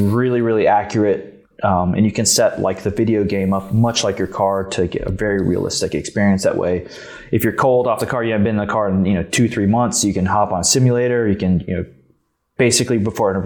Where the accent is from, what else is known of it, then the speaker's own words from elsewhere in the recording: Tallahassee, Florida, United States; also born or lived in Gainesville; I was born, well, not born, but, you know, it's pretty much, you know, 2 years old and up, you know, from Tallahassee. And well, I guess until my early 20s